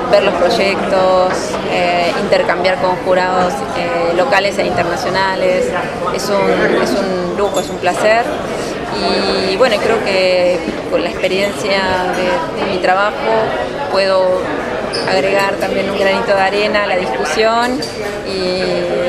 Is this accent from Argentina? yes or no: yes; northern Patagonia, Argentina; yo soy un poco patagónica del norte, si se quiere, norte andino